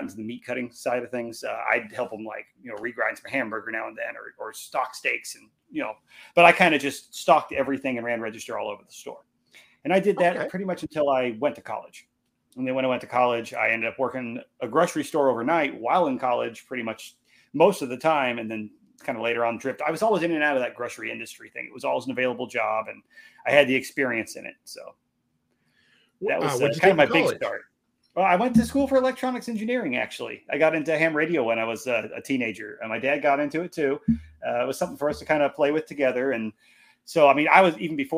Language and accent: English; Illinois, United States; also born or lived in Iowa; I was born in Iowa, grew up in Illinois, just right on the other side over by the Mississippi River.